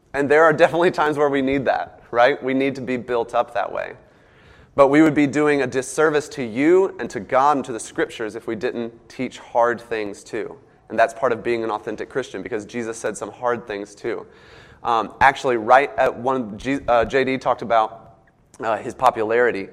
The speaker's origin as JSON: {"language": "English", "region": "the South", "country": "United States", "accent": "southern", "said": "my southern accent comes out"}